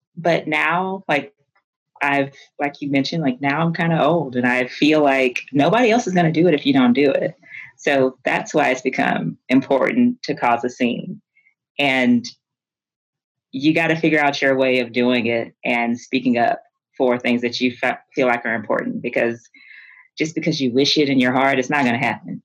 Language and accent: English; Houston, Texas, United States; I'm from Houston. Like, I am, I went, my family's Catholic, but we are a Black Catholic community in the inner city